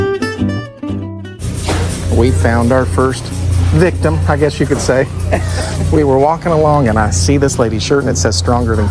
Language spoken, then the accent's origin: English; Indiana, United States; I'm from Indiana